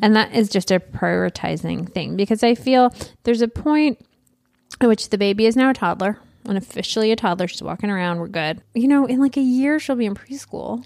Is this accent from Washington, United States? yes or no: no; Michigan, United States; I'm from Michigan.